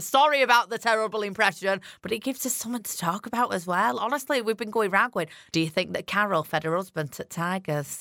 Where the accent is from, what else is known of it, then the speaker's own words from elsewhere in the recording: Yorkshire and the Humber, United Kingdom; accent: strong Yorkshire; my strong Yorkshire accent